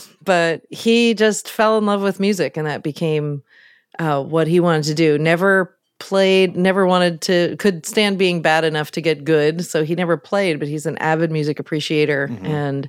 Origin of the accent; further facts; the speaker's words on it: Mid-Atlantic, United States; also born or lived in New York City / Baltimore / Midwest; now in Oakland, United States; I grew up on the East Coast. I always say the Mid-Atlantic Seaboard because we moved around a lot between New York City and Baltimore.